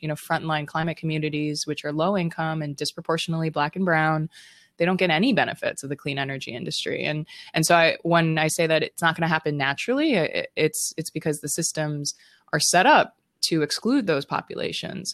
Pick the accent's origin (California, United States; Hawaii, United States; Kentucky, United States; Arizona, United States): Hawaii, United States; Honolulu; Growing up in Honolulu, Hawaii